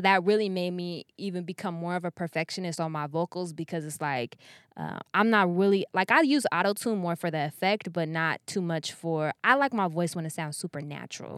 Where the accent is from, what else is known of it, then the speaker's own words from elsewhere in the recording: Sacramento, California, United States; moved away as an adult; also born or lived in Elk Grove, California; now in Los Angeles, United States; I'm from Sacramento